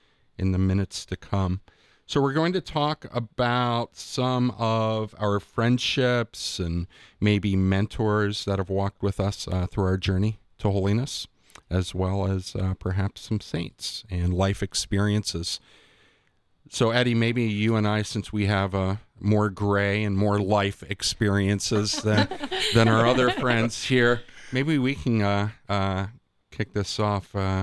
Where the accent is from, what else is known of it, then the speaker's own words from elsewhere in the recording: Newark, Ohio, United States; I grew up Methodist in Newark